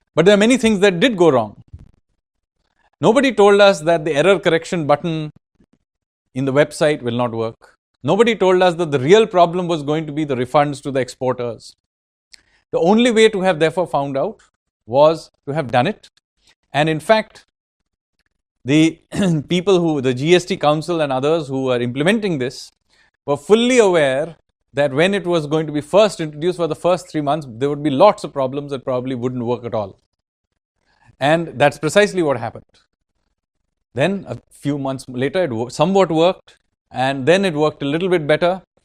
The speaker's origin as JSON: {"language": "English", "town": "Kolkata", "region": "West Bengal", "country": "India", "said": "I am from Kolkata"}